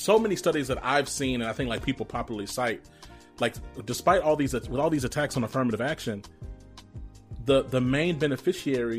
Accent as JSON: {"language": "English", "town": "Rome", "region": "Georgia", "country": "United States", "tie": "born or raised there", "said": "I was born in Rome, Georgia."}